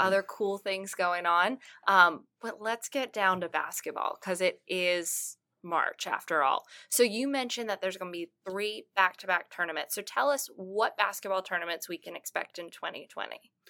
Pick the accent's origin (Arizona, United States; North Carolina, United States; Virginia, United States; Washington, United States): Virginia, United States; Martinsville; moved away; I, I am from Martinsville, Virginia, so about forty-five minutes away, and I remember growing up